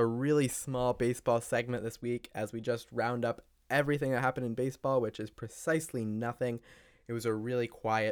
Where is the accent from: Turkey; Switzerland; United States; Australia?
United States; New Hampshire; my home state of New Hampshire